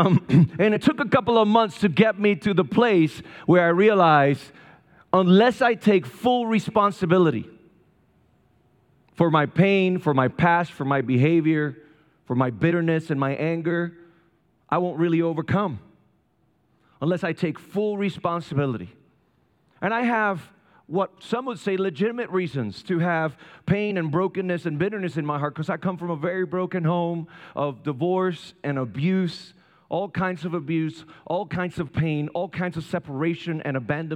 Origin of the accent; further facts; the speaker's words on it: Puerto Rico; English is a second language; moved away as an adult; also born or lived in Raleigh, North Carolina; now in North Carolina, United States; I was born and raised in Puerto Rico.